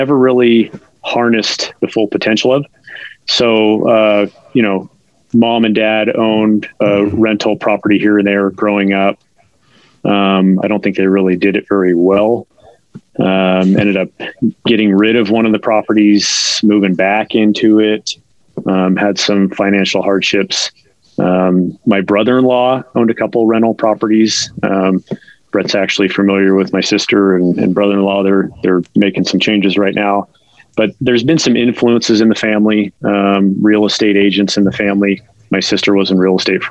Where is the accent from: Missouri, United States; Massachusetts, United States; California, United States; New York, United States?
California, United States; San Francisco Peninsula, Bay Area; moved away as an adult; also born or lived in Chico, California; now in Reno, United States; originally from the Bay Area. So grew up on the peninsula about 20 miles south of San Francisco